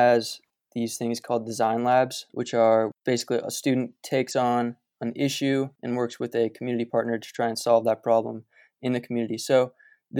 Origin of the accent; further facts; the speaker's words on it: Boise, Idaho, United States; also born or lived in Park City, Utah; We moved to Boise from Park City in 2004